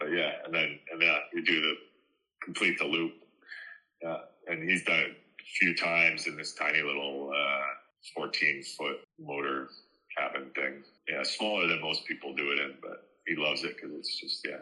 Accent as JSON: {"language": "English", "country": "Canada", "tie": "born or raised there", "said": "my hometown back in Canada"}